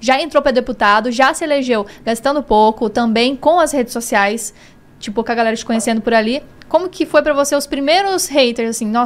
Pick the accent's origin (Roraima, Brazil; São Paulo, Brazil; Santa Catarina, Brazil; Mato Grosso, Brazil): Mato Grosso, Brazil; Cuiabá; accent: cuiabano; Cuiabano, cuiabano. cuiabano. Nasci aqui.